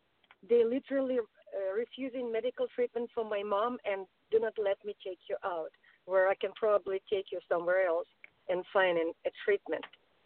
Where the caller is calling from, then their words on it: California, United States; I'm calling from California.